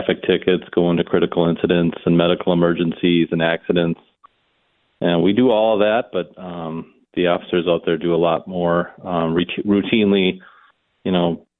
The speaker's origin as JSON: {"language": "English", "town": "New Brighton", "region": "Minnesota", "country": "United States", "tie": "born or raised there", "said": "I grew up in New Brighton, yeah, just north of the cities there"}